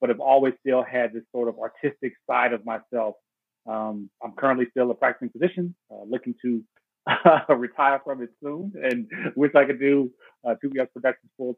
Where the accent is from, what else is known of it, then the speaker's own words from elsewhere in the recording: Dallas, Texas, United States; also born or lived in Houston, Texas; I was born in Houston, raised in Dallas, Texas, went to high school at Dallas Carter High School